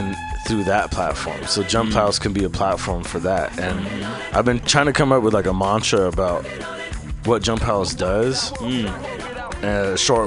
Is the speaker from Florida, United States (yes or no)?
no; San Francisco, California, United States; I'm from the Bayview